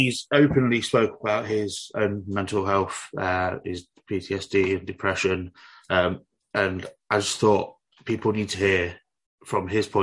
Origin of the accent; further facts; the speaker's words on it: Nottingham, East Midlands, United Kingdom; I'm from Nottingham, and in Nottingham City Centre